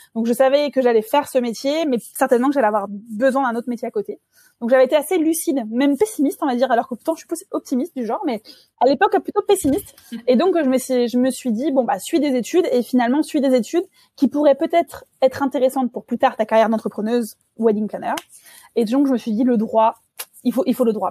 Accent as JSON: {"language": "French", "area": "the West", "region": "western France", "country": "France", "also_born_or_lived": "Angers / Bordeaux", "moved": "as an adult", "lives_now": "Dijon, France", "said": "je suis originaire de l'Ouest"}